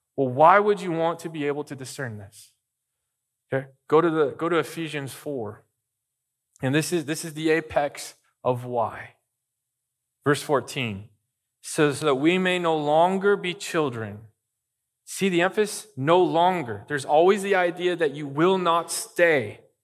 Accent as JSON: {"language": "English", "region": "Arizona", "country": "United States", "tie": "born or raised there", "moved": "yes", "lives_now": "Bakersfield, United States", "said": "I lived in Arizona"}